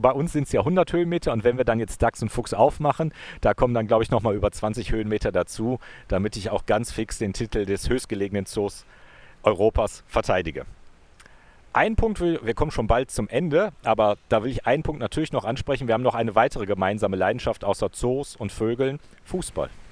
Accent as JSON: {"language": "German", "town": "Wuppertal", "region": "North Rhine-Westphalia", "country": "Germany", "tie": "born or raised there", "moved": "as an adult", "lives_now": "Innsbruck, Austria", "said": "Wuppertal ist ja meine alte Heimat"}